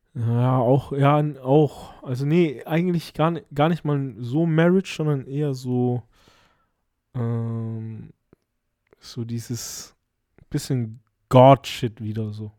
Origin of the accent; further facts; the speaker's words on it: Germany; hier bei uns in Deutschland